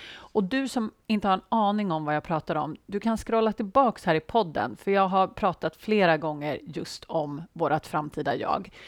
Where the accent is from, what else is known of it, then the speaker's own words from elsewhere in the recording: Sweden; Jag antar att jag är svensk